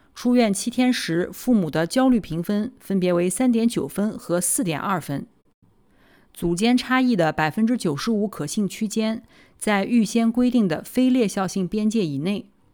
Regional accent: Nanjing, Jiangsu, China; 我来自南京，读完博士，在三甲医院的心脏科干了七年

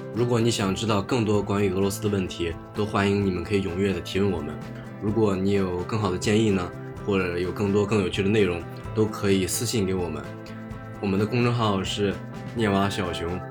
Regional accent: China; moved away as an adult; now in Russia; 我们中国人戴口罩

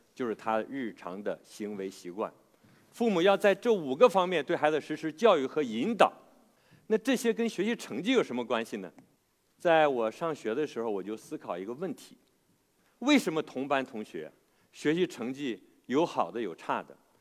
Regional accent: China; 那我们中国人学英语呢，真的是很苦恼

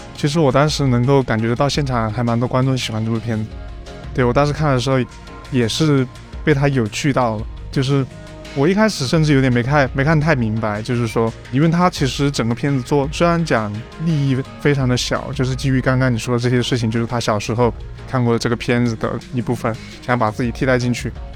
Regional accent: Chenzhou, Hunan, China; 在我老家那边，郴州

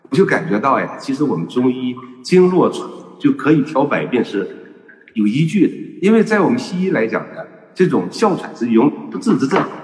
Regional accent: Shanxi, China; 比如说我们山西人

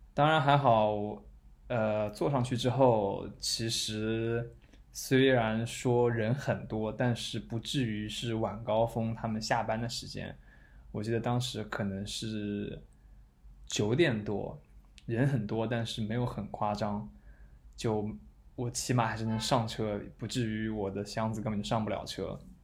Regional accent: China; now in Tokyo, Japan; 我们中国人

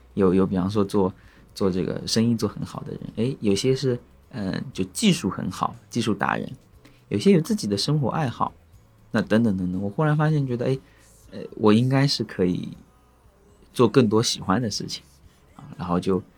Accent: Zhoushan, Zhejiang, China; 我是这么长大的

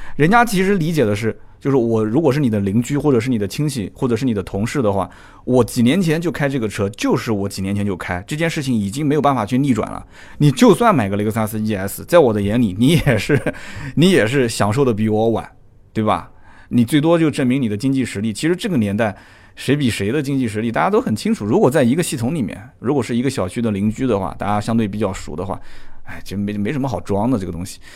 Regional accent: Nanjing, Jiangsu, China; 我们南京话讲叫呆不愣吃的

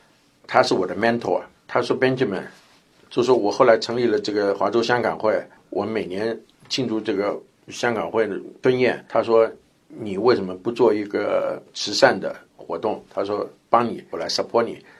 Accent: Taiwan; born there; 那个时候我也运气很好，因为我台湾出生的，我那边还有很多朋友。

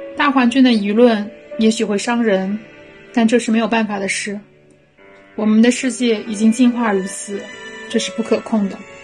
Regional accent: Shiyan, Hubei, China; now in Shanghai, China; 我是一个湖北省，石岩市，石岩市人

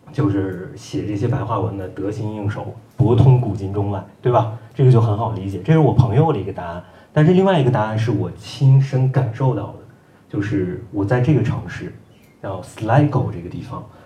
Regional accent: China; also born or lived in Ireland; 因为我作为一个中国人，我在爱尔兰

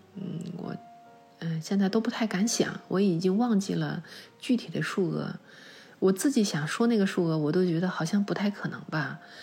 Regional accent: China; 中国人，我们是传统教育下长大的人

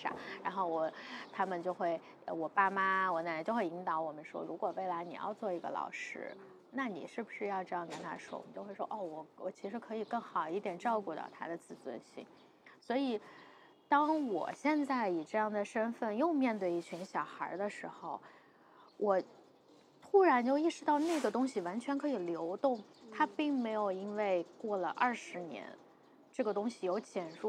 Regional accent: Taiyuan, Shanxi, China; 对，山西人。

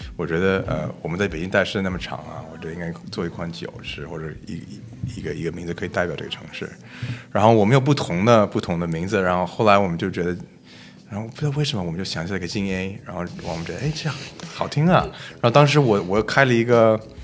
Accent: Toronto, Ontario, Canada; Chinese is a second language; now in Beijing, China; 我是来自加拿大，呃，嗯。我在多伦多出生的

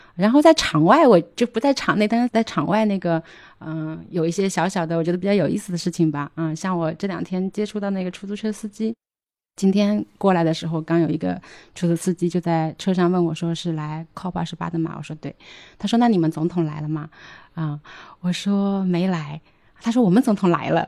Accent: China; 我们中国人

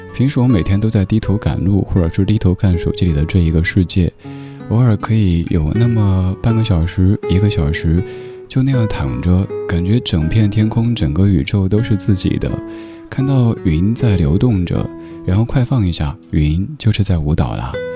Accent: Chengdu, Sichuan, China; 在我家乡成都

